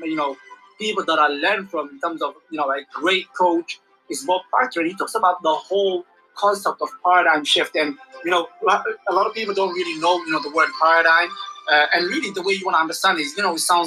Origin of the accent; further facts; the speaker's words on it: Somalia; I'm from Somalia.